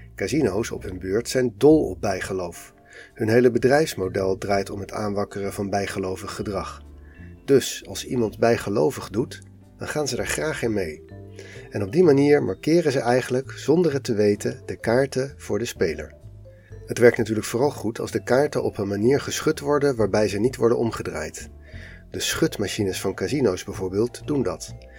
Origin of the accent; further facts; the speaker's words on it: Netherlands; als Nederlander